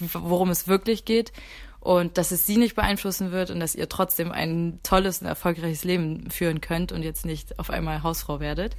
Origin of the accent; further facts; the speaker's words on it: Mecklenburg-Vorpommern, Germany; moved away as an adult; now in Hamburg, Germany; ich bin in Mecklenburg aufgewachsen oder auch geboren